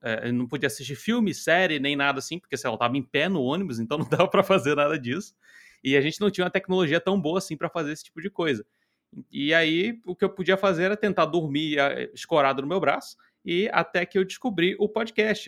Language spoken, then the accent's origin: Portuguese; Rio de Janeiro, Brazil; also born or lived in Nova Iguaçu; Eu sou natural do Rio de Janeiro, eu moro em, morava em Nova Iguaçu